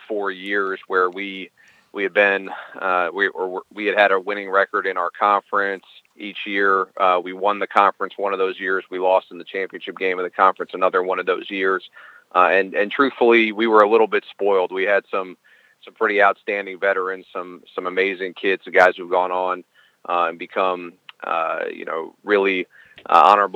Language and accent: English; Silver Spring, Maryland, United States; also born or lived in Minnesota; I'm born and raised in Maryland. I'm from Silver Spring, and I went to Blair High School